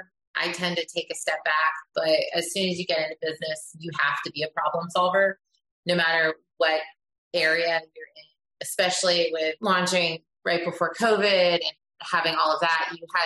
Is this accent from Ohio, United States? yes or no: no; Philadelphia, Pennsylvania, United States; yeah, we're both from Pennsylvania. {S1} Okay. {S3} So I came from the Philadelphia side and he came from the Pittsburgh side.